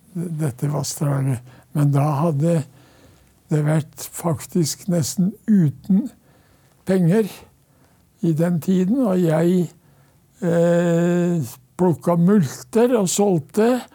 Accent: Norway; hjemme på Ton.

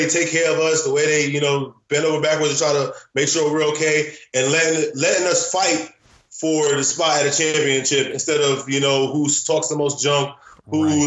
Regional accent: Florida, United States; also born or lived in Queens, New York / Roosevelt, Long Island, New York; I ended up moving to Florida, grew up, played football in high school

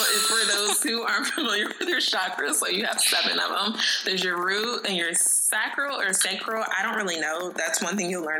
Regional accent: Midwest, United States; And I, too, used to live in D.C. and even talk, but we're also both from the Midwest.

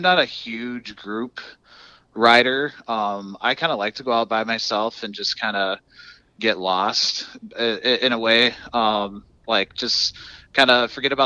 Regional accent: Forest City, Iowa, United States; now in Wisconsin, United States; Pilot Knob State Park, which is by my hometown in Forest City

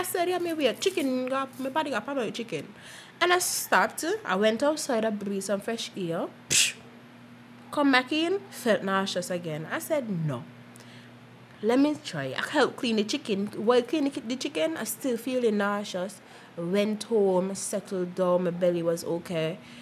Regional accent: St. Kitts & Nevis; I was from Malone Avenue, McKnight, St. Kitts

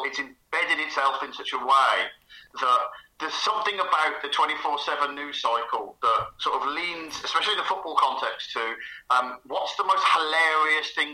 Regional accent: Birmingham, West Midlands, United Kingdom; accent: Birmingham; my accent, Birmingham City.

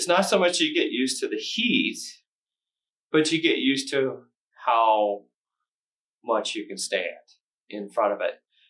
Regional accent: Circleville, Ohio, United States; because I'm from Circleville, Ohio.

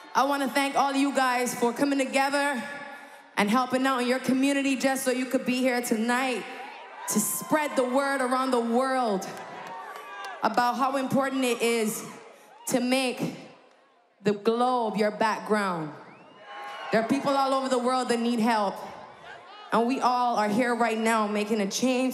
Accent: Barbados; moved away; I'm from Barbados

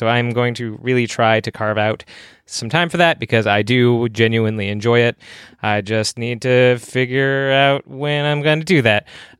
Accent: California, United States; I'm from Southern California.

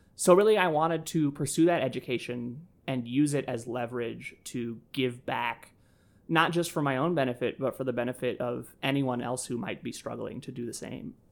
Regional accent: Nashville, Tennessee, United States; now in Chicago, United States; I grew up in Nashville, Tennessee, despite having been born here in Chicago. Uh, spent all my formative years in Nashville

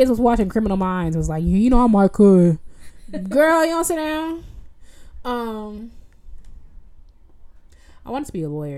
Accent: Evanston, Illinois, United States; now in Rochester, United States; I grew up in Evanston, which is a suburb on the border of on the northern border of Chicago

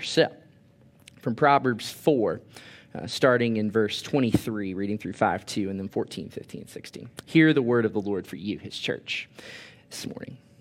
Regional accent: Orlando, Florida, United States; moved away as an adult; now in Thomasville, United States; I'm from Orlando, Florida

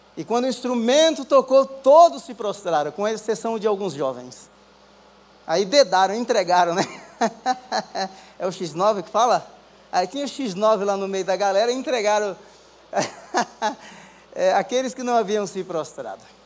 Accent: Rio Grande do Norte, Brazil; moved away; also born or lived in São Paulo; sou lá do Rio Grande do Norte

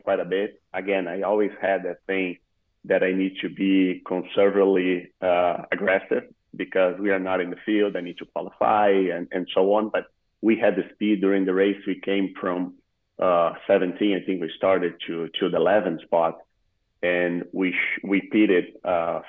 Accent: Rio Grande do Sul, Brazil; English is a second language; moved away as an adult; the region I was born is all Gaúchos

